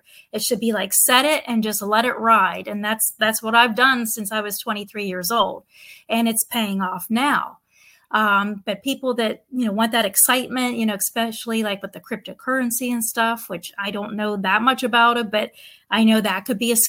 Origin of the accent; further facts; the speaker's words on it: Pennsylvania, United States; moved away as an adult; also born or lived in Pittsburgh, Pennsylvania / Ohio / Nashville, Tennessee; now in Southwest Florida, United States; I'm from Pennsylvania originally. I was born and raised there.